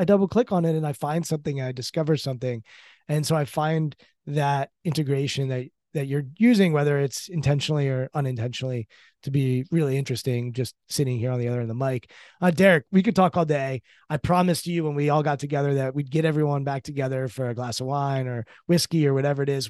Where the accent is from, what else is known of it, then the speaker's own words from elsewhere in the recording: Maryland, United States; I grew up in Maryland and grew up on the Orioles